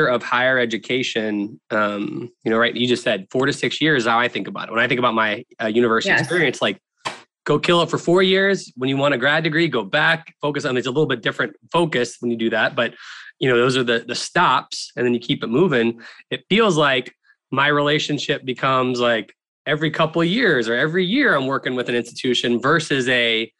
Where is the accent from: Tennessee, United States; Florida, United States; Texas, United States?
Florida, United States; Tallahassee; I grew up in Tallahassee, Florida